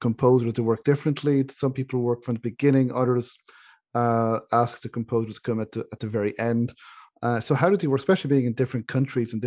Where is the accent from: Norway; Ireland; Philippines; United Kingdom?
Ireland; accent: Irish; my own Irish accent